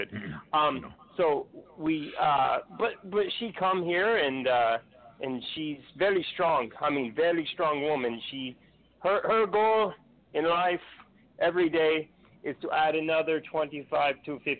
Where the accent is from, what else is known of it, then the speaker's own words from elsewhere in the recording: Mexico; believe it or not, yes, I'm from Mexico